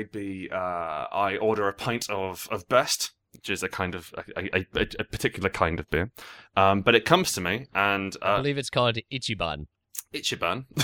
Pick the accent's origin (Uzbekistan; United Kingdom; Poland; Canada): United Kingdom; England; I think that would uh, that seems to me as an Englishman to be a fine etymology.